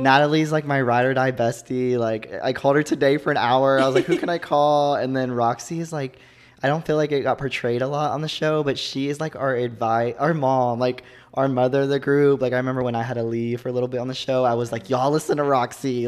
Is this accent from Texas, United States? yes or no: yes; Joshua, Texas, United States; moved away as an adult; also born or lived in Fort Worth, Texas / Stephenville, Texas / Arkansas; I grew up in Texas, actually. Oh. A small town called Joshua, Texas.